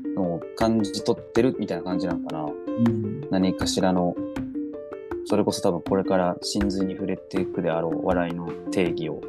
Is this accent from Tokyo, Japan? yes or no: no; Osaka, Japan; 私がその大阪出身